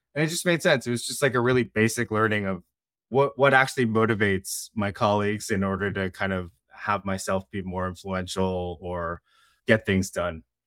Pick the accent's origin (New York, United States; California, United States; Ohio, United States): California, United States; Bay Area, Silicon Valley; I grew up in the Bay Area in Silicon Valley